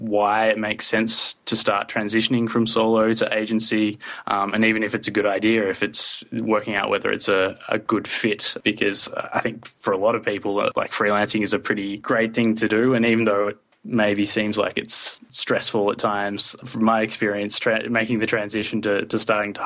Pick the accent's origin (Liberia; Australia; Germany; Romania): Australia; now in Sweden; I'm an Australian. However, I live in Sweden